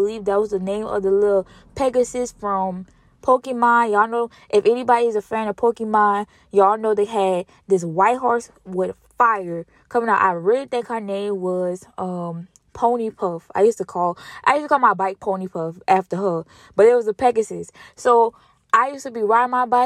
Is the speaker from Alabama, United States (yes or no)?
no; Louisiana, United States; I'm from Louisiana, and we only really got two seasons